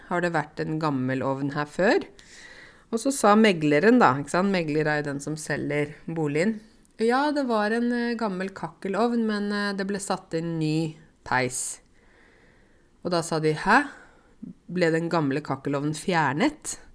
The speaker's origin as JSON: {"language": "Norwegian", "country": "Egypt", "lives_now": "Norway", "said": "Er, hallo, jeg kommer fra Egypt. Vi har jo 2 3 4 5 10 tusen år gamle ting."}